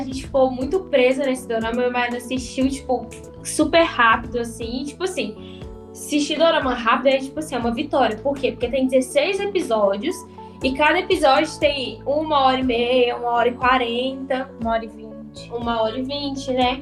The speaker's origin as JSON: {"language": "Portuguese", "town": "Santa Luzia", "region": "Minas Gerais", "country": "Brazil", "said": "sou aqui de Santa Luzia"}